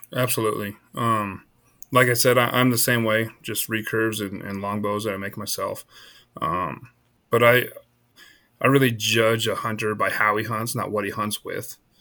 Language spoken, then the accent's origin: English; Iowa, United States; now in Colorado, United States; I was born in Iowa. So I grew, I grew up in the heart of the, uh, the whitetail hardwoods